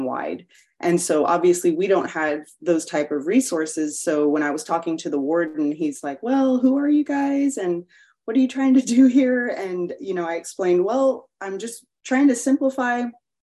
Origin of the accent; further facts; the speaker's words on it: Corpus Christi, Texas, United States; moved away as an adult; now in Houston, United States; I'm originally from Corpus Christi, Texas, and we moved here in 2008 to Houston for my husband's work